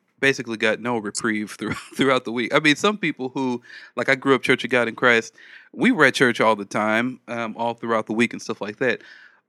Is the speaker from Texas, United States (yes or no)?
no; Los Angeles, California, United States; So I grew up in South Central Los Angeles